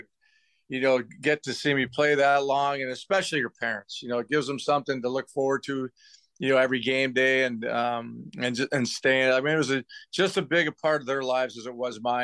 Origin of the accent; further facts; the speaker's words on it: Chicago, Illinois, United States; also born or lived in Evergreen Park; Chicago, my hometown